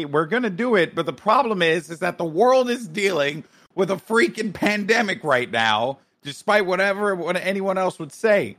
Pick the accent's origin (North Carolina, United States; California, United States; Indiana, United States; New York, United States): New York, United States; Bronx; From the Bronx.